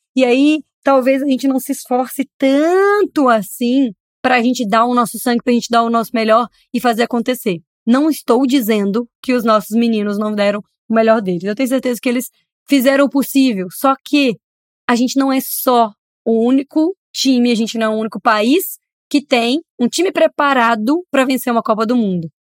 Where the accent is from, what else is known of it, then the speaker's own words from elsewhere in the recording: Brazil; como brasileiro, como torcedor